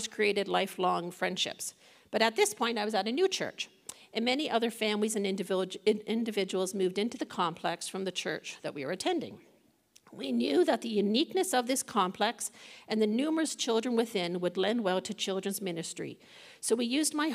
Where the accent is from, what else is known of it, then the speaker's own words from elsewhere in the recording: Toronto, Ontario, Canada; After growing up in the Young Lawrence area of Toronto, I moved out on my own, living in one of the more challenging parts of the city